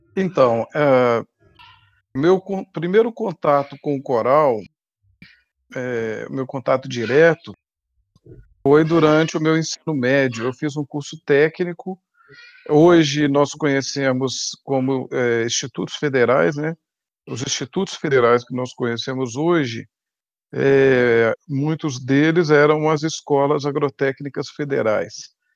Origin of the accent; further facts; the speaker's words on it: Guanhães, Minas Gerais, Brazil; also born or lived in Rio de Janeiro; Eu sou natural de Guanhães, aqui em Minas Gerais, é perto de Diamantina